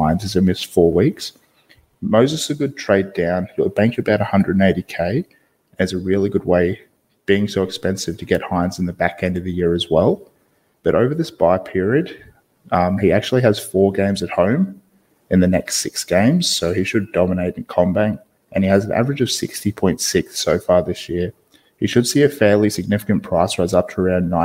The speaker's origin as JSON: {"language": "English", "region": "Queensland", "country": "Australia", "said": "as a Queenslander"}